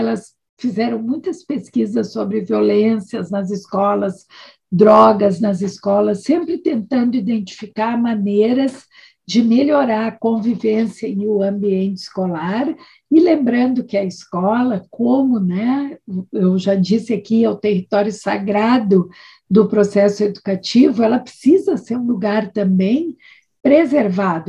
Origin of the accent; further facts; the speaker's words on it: Brazil; trabalhar no Brasil, sendo também brasileira